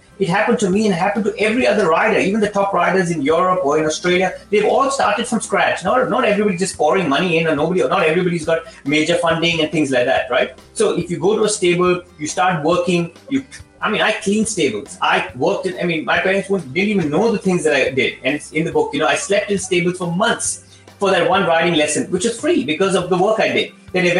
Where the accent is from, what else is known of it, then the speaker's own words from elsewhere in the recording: India; moved away; But I never had that opportunity because I not, you know, trained, I came from India.